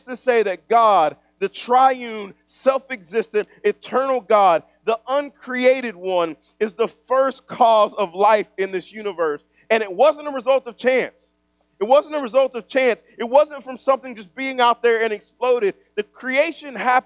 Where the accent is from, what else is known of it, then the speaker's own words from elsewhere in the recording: East Texas, United States; moved away; also born or lived in Kansas City; I grew up in East Texas.